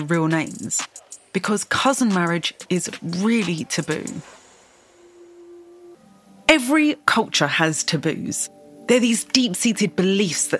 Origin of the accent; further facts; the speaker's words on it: United Kingdom; I am British. I grew up in a country where cousin marriage is not illegal, but it is taboo